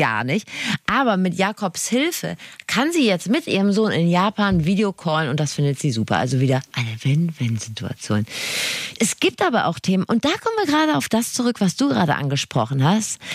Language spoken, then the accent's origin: German; Rhineland, Germany; ich bin ja Rheinländerin